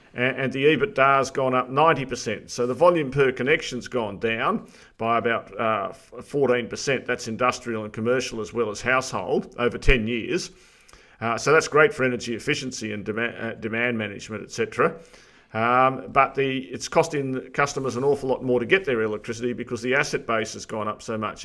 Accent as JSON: {"language": "English", "town": "Armidale", "region": "New South Wales", "country": "Australia", "tie": "born or raised there", "moved": "yes", "said": "My old home area, uh, New England. I grew up in Armidale"}